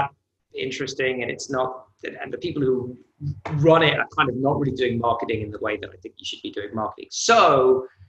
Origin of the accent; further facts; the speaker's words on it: United Kingdom; moved away as an adult; also born or lived in New York; now in United States; I'm British, but I'm also American because my mother's originally from New York